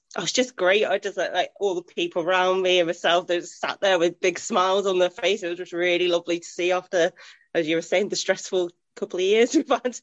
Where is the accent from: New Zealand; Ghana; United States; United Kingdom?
United Kingdom; Reading, South East England; now in Chester, United Kingdom; I was born in Reading